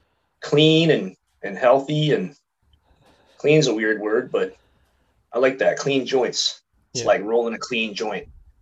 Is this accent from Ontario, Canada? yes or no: no; Vancouver, British Columbia, Canada; I was born in Vancouver November 2nd, 83. I just celebrated my birthday last week. So I just turned 37.